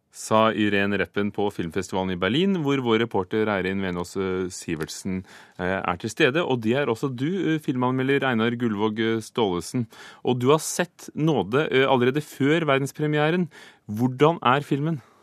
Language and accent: Norwegian; Northern Norway, Norway; som nordlending